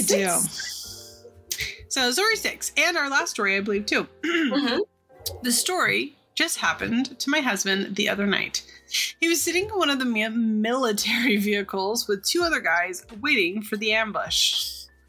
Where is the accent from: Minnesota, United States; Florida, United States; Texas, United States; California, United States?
California, United States; Sonoma County; I'm from Sonoma County originally